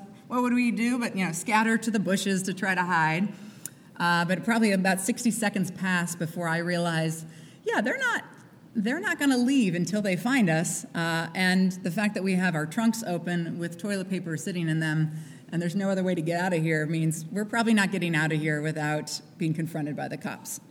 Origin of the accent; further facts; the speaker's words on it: Midwest, United States; I grew up in the Midwest